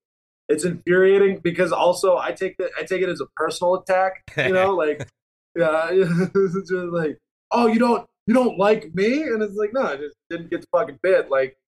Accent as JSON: {"language": "English", "area": "the South", "region": "Southern United States", "country": "United States", "accent": "Southern", "said": "anytime I leave the South"}